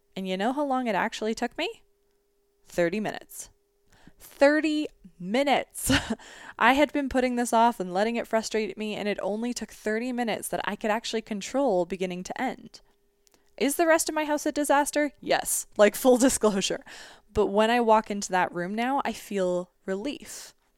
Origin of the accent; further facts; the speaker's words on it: Canada; as a Canadian